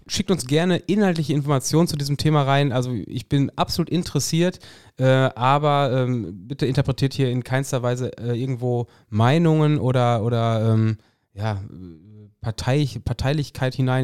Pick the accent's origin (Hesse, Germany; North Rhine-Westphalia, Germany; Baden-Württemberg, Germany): North Rhine-Westphalia, Germany; hier in Westfalen